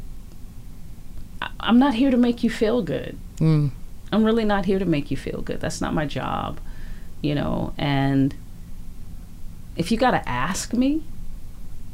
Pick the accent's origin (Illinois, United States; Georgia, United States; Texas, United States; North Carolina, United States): Illinois, United States; Chicago; moved away as an adult; also born or lived in Louisiana / Los Angeles; now in Vancouver, Canada; I'm from Chicago.